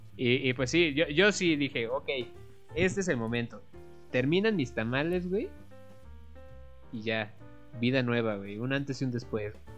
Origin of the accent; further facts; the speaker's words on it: Mexico; nosotros como mexicanos tenemos todavía este festejo